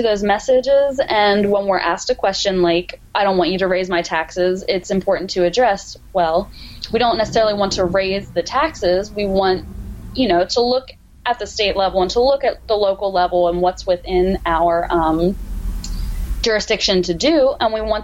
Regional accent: Hanover, Pennsylvania, United States; for a local manufacturer in Hanover, in my hometown, called Legacy Athletic.

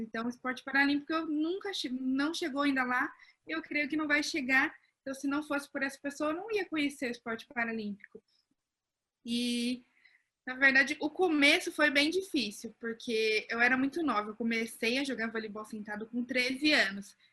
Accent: Pinhão, Paraná, Brazil; eu não sou de São Paulo, eu sou de uma cidade chamada Pinhão, bem no interior do Paraná

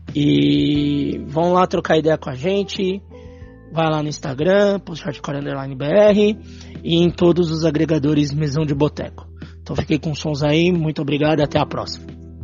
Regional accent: São Paulo, Brazil; Nós que somos da Zona Norte.

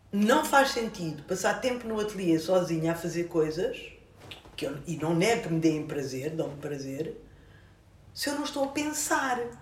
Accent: Luanda, Luanda Province, Angola; now in Portugal; Eu nasci em Luanda

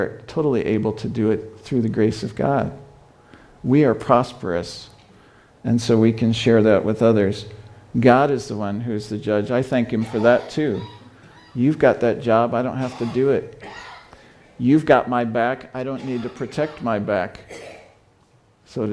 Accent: Fort Wayne, Indiana, United States; also born or lived in China; I'm from Fort Wayne, Indiana

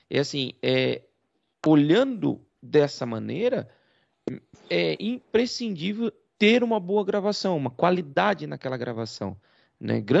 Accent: Portugal; Sim, Nós somos de Portugal.

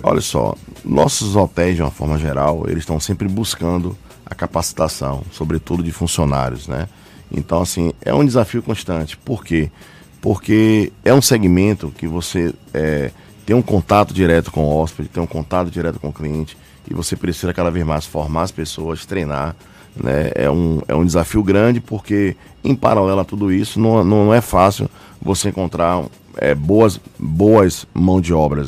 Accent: Bahia, Brazil

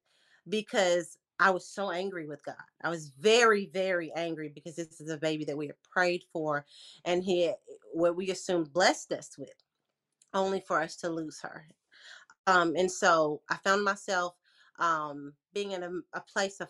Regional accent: Lexington, Tennessee, United States; now in Memphis, United States; I was born and raised in Lexington, Tennessee, small town country girl

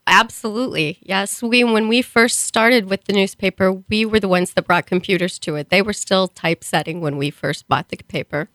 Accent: Springfield, Missouri, United States; moved away as an adult; now in Kearney, United States; I was born in Springfield, Missouri. Um, went to school, high school there.

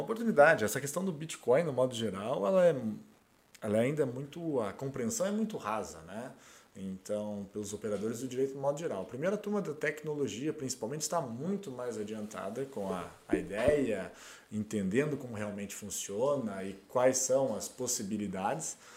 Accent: Brazil; also born or lived in Portugal; eu e mais um brasileiro

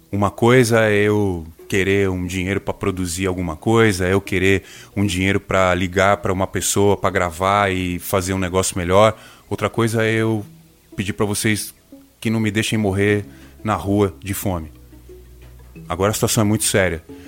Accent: coast of São Paulo state, Brazil; vindo da região que eu venho, do litoral do estado de São Paulo

